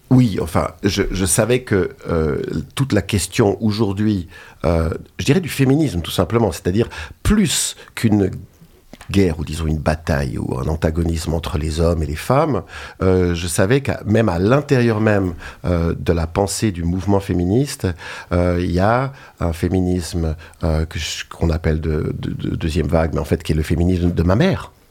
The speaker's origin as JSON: {"language": "French", "region": "Geneva", "country": "Switzerland", "said": "je suis de Genève et j'ai travaillé longtemps en tant que naturopathe."}